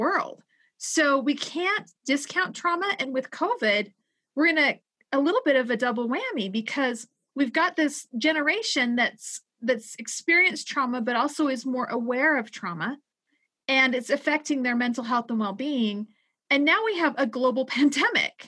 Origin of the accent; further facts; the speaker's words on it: Utah, United States; my home state of Utah